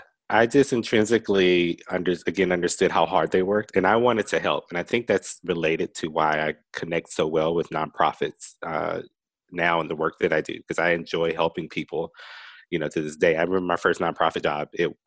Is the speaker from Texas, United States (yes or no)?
no; Rock Hill, South Carolina, United States